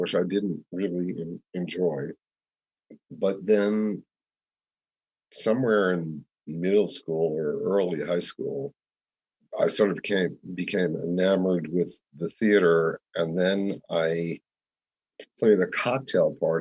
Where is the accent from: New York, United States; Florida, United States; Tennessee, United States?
New York, United States; also born or lived in Bedford, New York; I am from New York